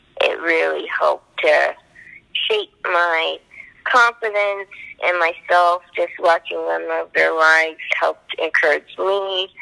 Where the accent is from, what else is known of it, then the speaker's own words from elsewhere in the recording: Toronto, Ontario, Canada; I was from Toronto